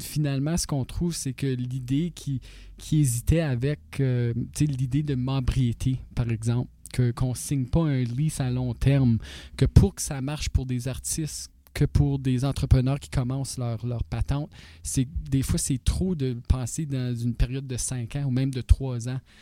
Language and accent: French; North Bay, Ontario, Canada; also born or lived in Toronto; Je venais de North Bay